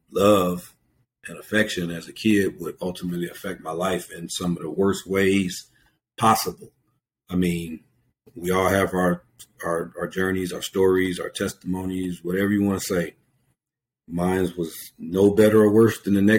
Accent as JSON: {"language": "English", "area": "Venice", "region": "California", "country": "United States", "said": "Our little neighborhood, I'm from Venice"}